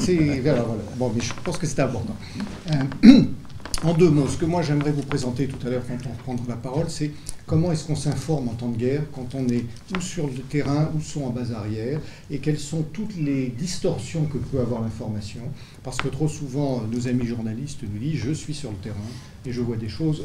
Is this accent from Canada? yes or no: no; France; je suis français